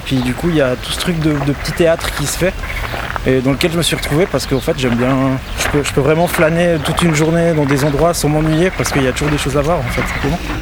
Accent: Valais, Switzerland; moved away as an adult; also born or lived in Vevey; now in Lausanne, Switzerland; j'ai grandi en Valais, dans le Chablais valaisan

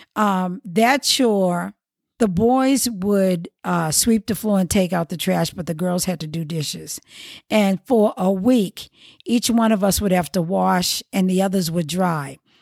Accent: Boston, Massachusetts, United States; I was born in Boston, I grew up in the Roxbury section

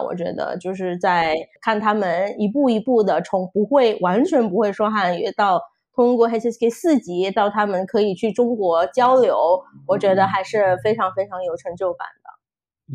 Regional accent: Indonesia; Chinese is a second language; 我是印尼，呃，算是印尼华侨吧

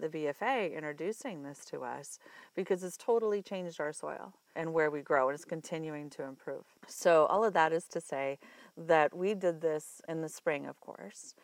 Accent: Iowa, United States; moved away; also born or lived in Colorado; I'm from Iowa originally

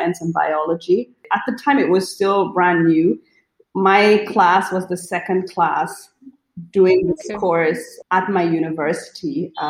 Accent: Nigeria; moved away as an adult; also born or lived in Germany; I grew up in Nigeria, right? So even though I went to a German school in Nigeria, it was still home

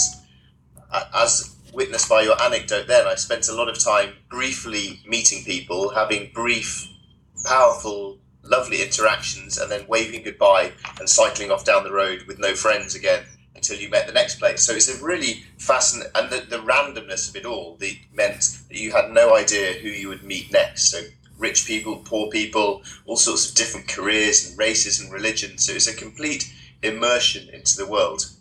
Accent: United Kingdom; I'm a British adventurer and author

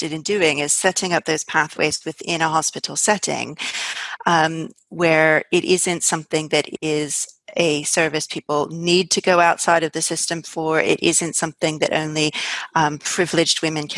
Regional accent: United States; now in United Kingdom; I'm actually American

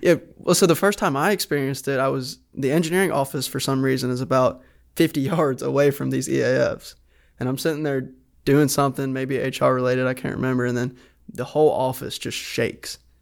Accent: Decatur, Alabama, United States; Decatur, Alabama

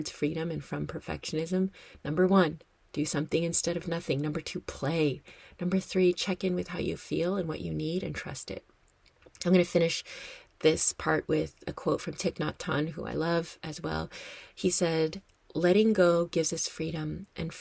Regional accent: United States; also born or lived in Madison; I am American and I am based in America

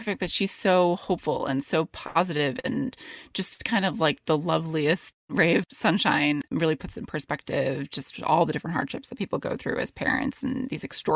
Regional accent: New York City, New York, United States; also born or lived in London; I was born in Manhattan, and then I lived in the Bronx

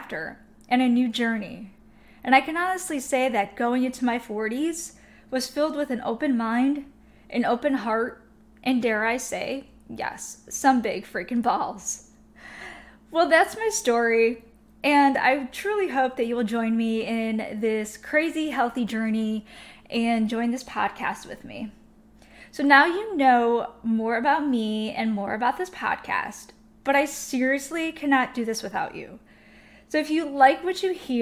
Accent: Chicago, Illinois, United States; moved away as an adult; also born or lived in Miami / New York / Milwaukee; I moved to Miami, New York, Milwaukee, growing up in Chicago

